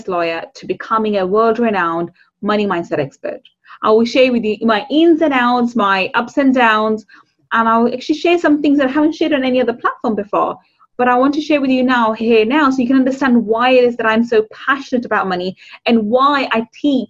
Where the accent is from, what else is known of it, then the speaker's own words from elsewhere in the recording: London, United Kingdom; also born or lived in Manchester; I grew up on a council estate in London. In the East End of London